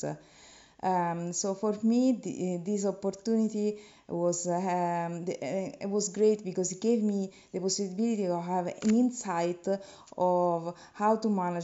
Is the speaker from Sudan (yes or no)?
no; Italy; I come from Italy